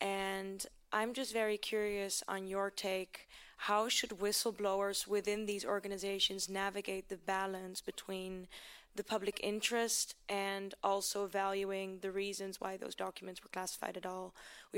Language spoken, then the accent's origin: English; Amsterdam, North Holland, Netherlands; now in Washington, D.C., United States; I'm a journalist living in D.C. right now, but I'm from Amsterdam.